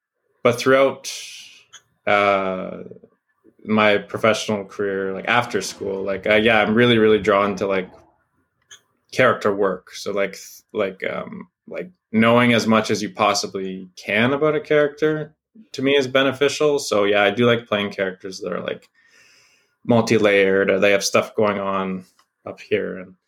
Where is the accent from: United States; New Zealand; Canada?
Canada; like as a Canadian, I've spent a good amount of my formative years in America